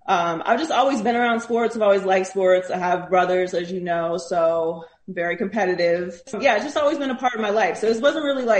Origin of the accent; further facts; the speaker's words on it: Pittsburgh, Pennsylvania, United States; moved away as an adult; also born or lived in Miami; I'm Pittsburgh through and through